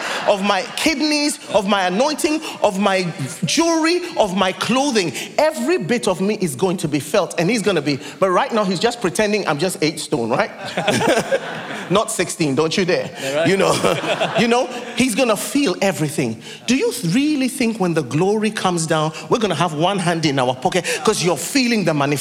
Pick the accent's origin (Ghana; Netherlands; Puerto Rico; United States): Ghana; moved away as an adult; also born or lived in United Kingdom; I'm from Ghana